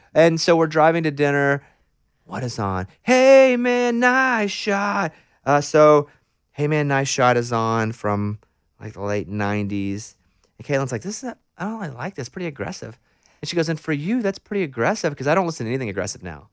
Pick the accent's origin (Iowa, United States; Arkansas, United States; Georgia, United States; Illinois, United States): Arkansas, United States; moved away; I'm from Arkansas. We're extremely landlocked